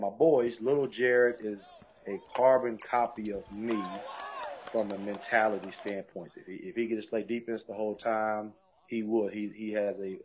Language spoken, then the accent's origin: English; Mississippi, United States; moved away as an adult; now in West Virginia, United States; I'm from Mississippi. And then now we live in West Virginia.